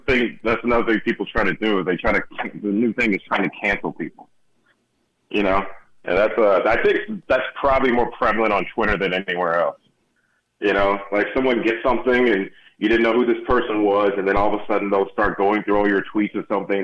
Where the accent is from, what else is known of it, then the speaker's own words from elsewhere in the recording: Houston, Texas, United States; moved away; I grew up in Houston for about 15, 12 years